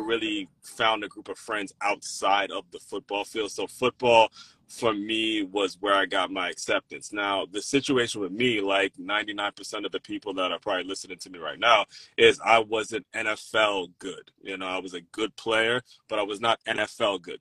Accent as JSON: {"language": "English", "region": "Maryland", "country": "United States", "tie": "born or raised there", "said": "when I was growing up in Maryland"}